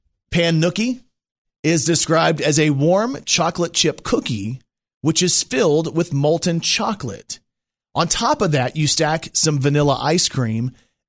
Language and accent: English; Texas, United States; I was raised in Texas.